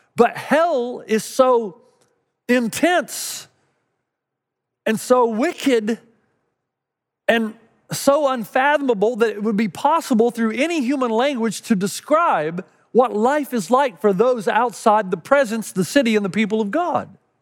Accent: East Tennessee, United States; Growing up in East Tennessee

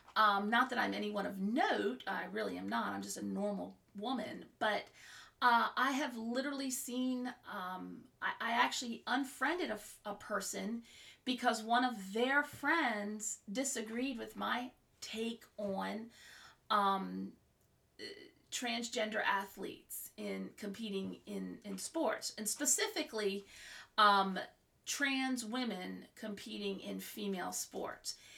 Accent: Maryland, United States; also born or lived in Virginia / Florida; we moved back to my home state of Maryland

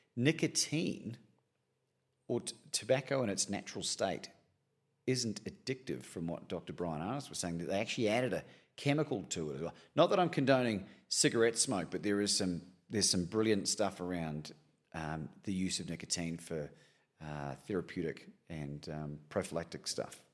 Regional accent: Christchurch, Canterbury, New Zealand; And I grew up in New Zealand, in Christchurch, and we didn't have a lot

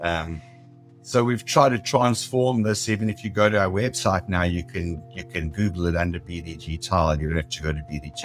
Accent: South Africa; moved away as an adult; now in San Diego, United States; I was born in South Africa. I immigrated um, when I was uh, 40 years old.

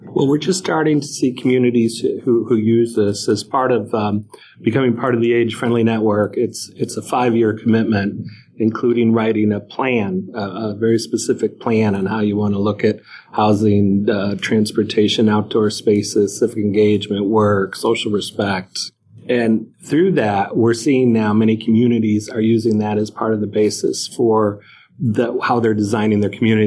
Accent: Northeast, United States; I'm from the Northeast

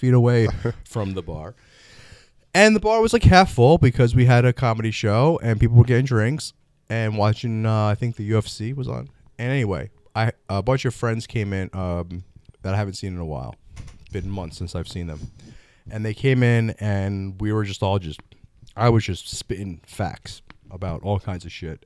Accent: Florida, United States; moved away; I'm originally from Florida.

